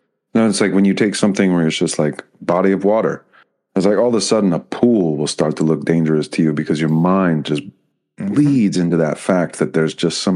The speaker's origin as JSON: {"language": "English", "region": "East Coast", "country": "United States", "tie": "born or raised there", "said": "I grew up on the East Coast, so our summer trips were down the shore"}